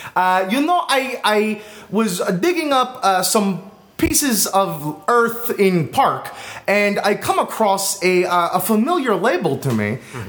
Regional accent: East Coast, United States; growing up in America out east like I did, you know, I know how we all love to eat our sugared products.

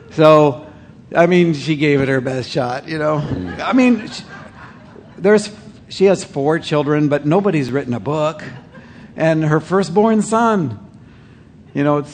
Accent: Canada; I'm a Canadian

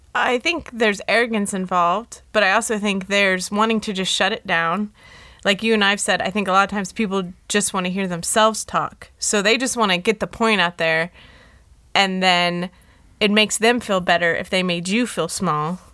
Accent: Los Angeles, California, United States; I was born in L

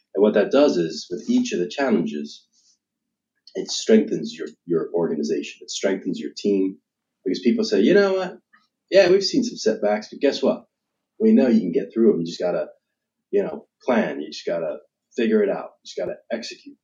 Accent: United Kingdom; moved away; I'm an American, I'm proud of it, uh, but I was born and raised in the United Kingdom.

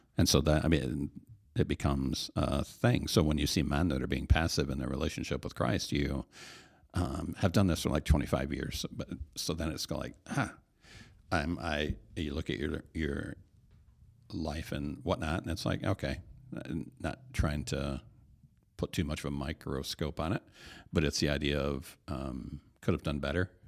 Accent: Hastings, Michigan, United States; I grew up here in the Hastings area

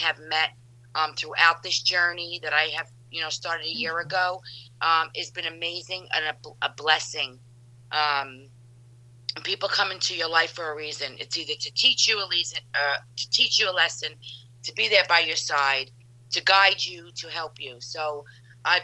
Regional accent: Jersey City, New Jersey, United States; I am a New Jersey native, born and raised in Jersey City

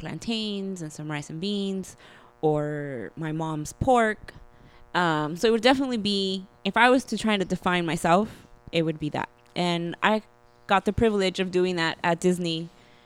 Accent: Honduras; now in Los Angeles, United States; I'm from Honduras

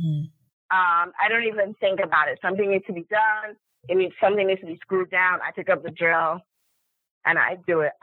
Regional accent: Lagos, Nigeria; now in New York City, United States; I was born and raised in a city. I grew up in Nigeria, in Lagos. And then I came to New York.

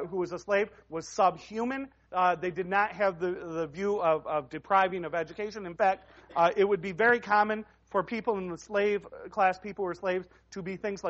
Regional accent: United States; we as Americans

